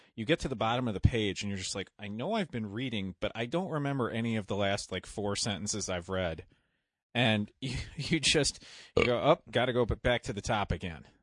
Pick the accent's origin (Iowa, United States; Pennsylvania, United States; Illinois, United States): Illinois, United States; just outside Chicago; I grew up just outside Chicago